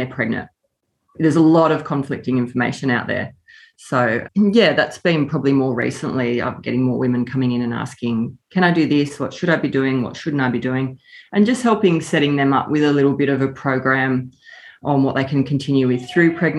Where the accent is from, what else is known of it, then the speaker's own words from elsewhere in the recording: Nambucca Valley, New South Wales, Australia; moved away as an adult; I grew up in the Nambucca Valley, moved away for study and work